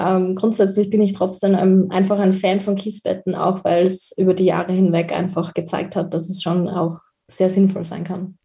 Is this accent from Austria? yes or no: yes; Austria; bei uns in Österreich